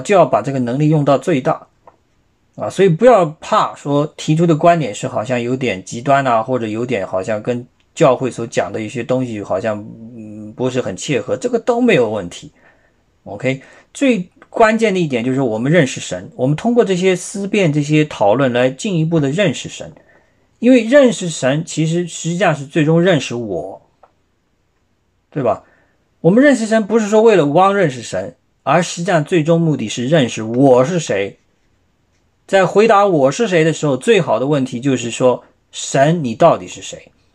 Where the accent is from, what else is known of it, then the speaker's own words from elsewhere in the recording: China; 我们中国人也不少是基督徒啊